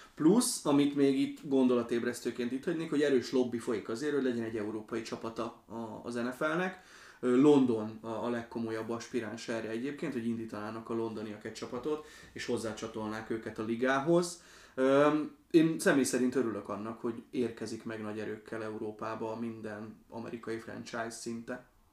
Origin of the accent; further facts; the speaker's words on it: Slovakia; moved away; én Szlovákiában nőttem föl